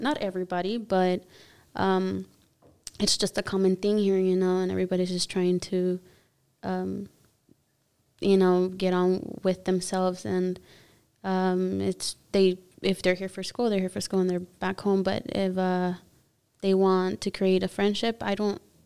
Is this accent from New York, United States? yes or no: no; Los Angeles, California, United States; accent: Spanish; first language Spanish; English is a second language; I am from the US, from Los Angeles, California